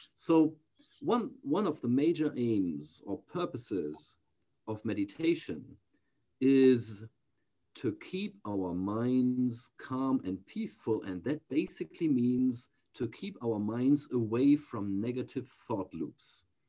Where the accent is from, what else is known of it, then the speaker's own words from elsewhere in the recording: near the Danish border, Schleswig-Holstein, Germany; also born or lived in Texas, United States; I grew up most of my childhood, of my early childhood, then uh, in a small town near to the Danish border